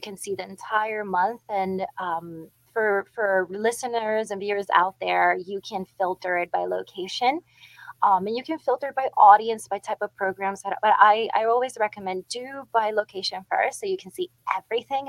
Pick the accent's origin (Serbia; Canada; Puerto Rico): Puerto Rico; moved away; I grew up playing dominoes in Puerto Rico